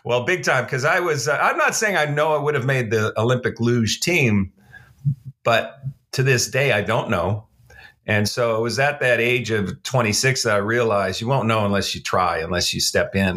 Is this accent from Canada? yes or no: yes; Canada; moved away as an adult; now in Dallas, United States; I'm a Canadian. I, uh, I grew up in Canada. I lived my first thirty-four, thirty-five years in Canada.